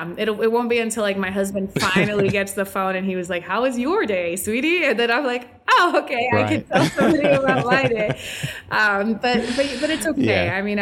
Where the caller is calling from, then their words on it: Puerto Rico; I'm joining you from sunny Puerto Rico.